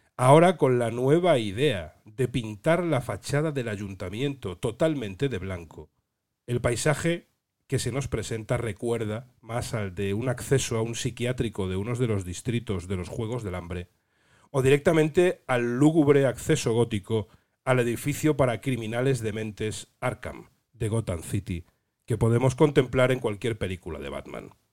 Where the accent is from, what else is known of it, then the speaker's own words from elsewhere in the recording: Ferrol, Galicia, Spain; yo soy oriundo de El Ferrol